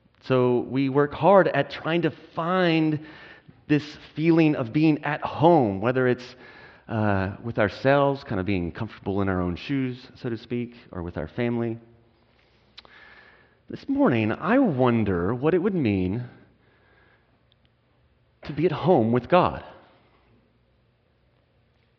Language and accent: English; Texas, United States; moved away as an adult; also born or lived in California; now in Portland, United States; We're originally from Texas to Portland